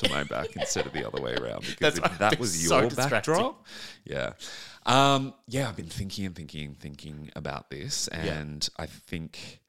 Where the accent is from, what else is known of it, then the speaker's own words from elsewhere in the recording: New South Wales, Australia; Central coast of New South Wales.